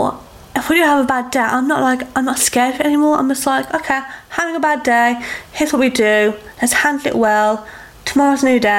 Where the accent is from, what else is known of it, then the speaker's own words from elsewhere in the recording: United Kingdom; as a nation, as a British woman, we don't accept help well.